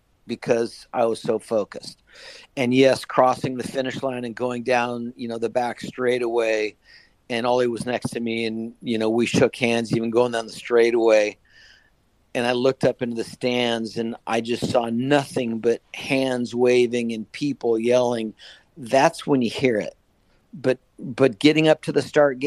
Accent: California, United States; my home state of California

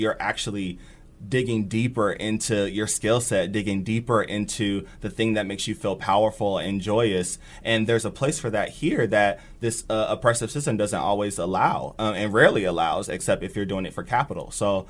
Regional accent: Bellevue, Nebraska, United States; also born or lived in Germany; My dad was in the Air Force, so I was born in Germany. We moved around quite a bit. But I did most of my education in Bellevue

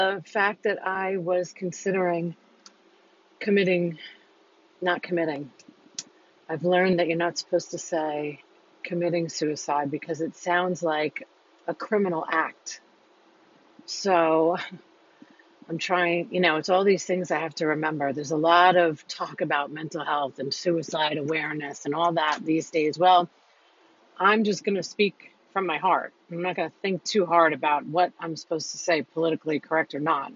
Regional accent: New York, United States; I'm a New Yorker

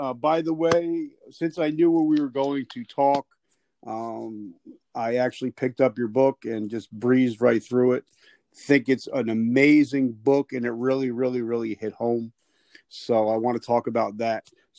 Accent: New Jersey, United States; I'm from Jersey, so it sounds like an Italian name.

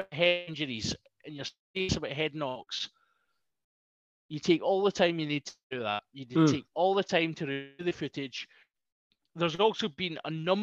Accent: Scotland, United Kingdom; being Scottish

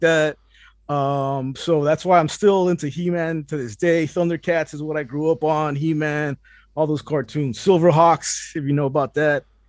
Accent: Puerto Rico; now in Miami, United States; I was born in Puerto Rico

